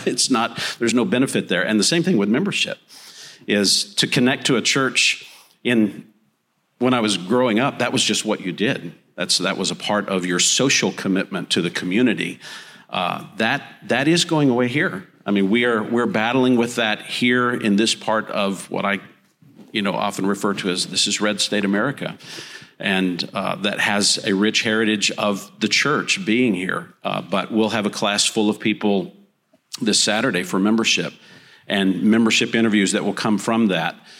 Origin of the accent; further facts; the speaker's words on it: Texas panhandle, United States; moved away as an adult; also born or lived in Granada Hills, Los Angeles, California; I was raised in the Texas panhandle